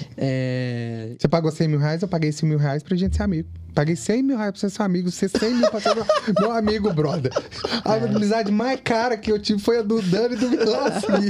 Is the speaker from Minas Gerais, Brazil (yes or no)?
yes; Ipatinga, Minas Gerais, Brazil; now in Vila Velha, Brazil; eu vim do interior, eu vim de Patinga